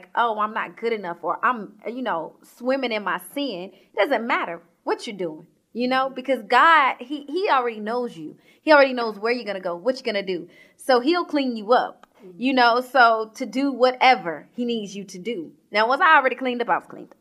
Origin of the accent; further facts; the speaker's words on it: Georgia, United States; also born or lived in Sacramento, California; I am from Georgia. So I always say born and raised.